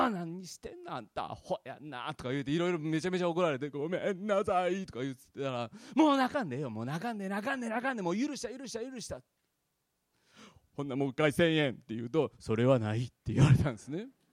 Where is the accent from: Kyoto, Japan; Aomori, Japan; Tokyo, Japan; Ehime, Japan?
Kyoto, Japan; Fukuchiyama; 私は京都の福知山っていうですね、あの、で生まれ育ったんですけども